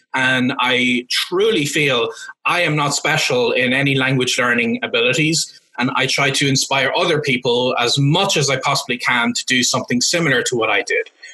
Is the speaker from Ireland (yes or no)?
yes; Cavan, Ulster, Ireland; first language English; moved away; my hometown of Cavan in Ireland